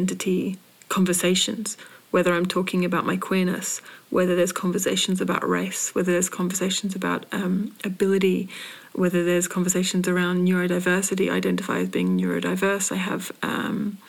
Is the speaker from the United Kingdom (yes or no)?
yes; United Kingdom; now in Australia; I was born in Britain. I now live as a colonizer on colonized land. Well, not on colonized, on Aboriginal land